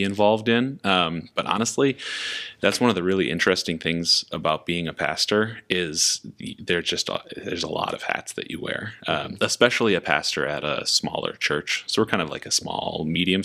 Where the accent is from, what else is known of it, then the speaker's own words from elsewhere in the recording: Minnesota, United States; also born or lived in Sioux Falls / New Jersey; I'm from Minnesota